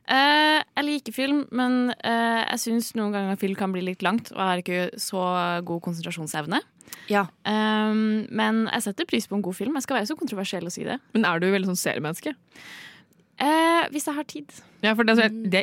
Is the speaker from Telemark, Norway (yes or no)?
no; Trøndelag, Norway; Jeg er 25 og en siss og skeiv kvinne som bruker hundpronomen Og jeg er trønder.